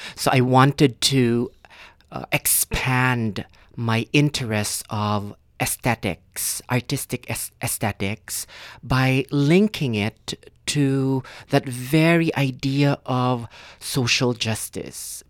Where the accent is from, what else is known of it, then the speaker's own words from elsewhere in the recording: Philippines; moved away as an adult; now in Canada; I was born and raised in the Philippines